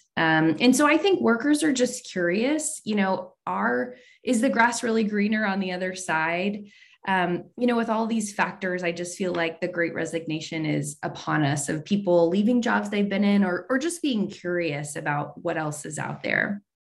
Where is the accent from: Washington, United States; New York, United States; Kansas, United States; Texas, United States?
Texas, United States; San Antonio; I grew up in San Antonio